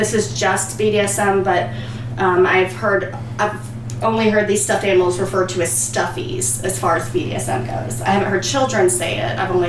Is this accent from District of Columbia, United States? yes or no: no; Virginia, United States; Well, of course, and I'm from Virginia, so I'm like two up, two down.